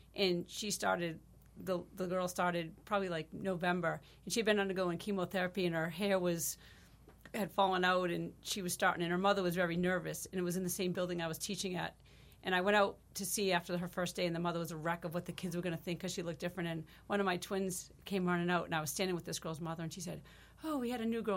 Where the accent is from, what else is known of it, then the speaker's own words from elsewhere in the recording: Marshfield, Wisconsin, United States; I grew up in Marshfield, and I'm just proud to be a part of this community